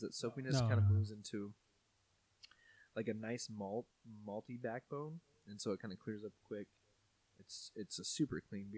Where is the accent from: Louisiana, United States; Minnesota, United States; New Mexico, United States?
New Mexico, United States; Albuquerque; We're all from Albuquerque